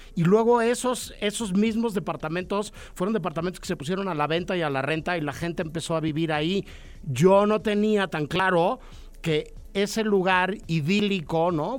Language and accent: Spanish; Mexico City, Mexico; los que crecimos en la Ciudad de México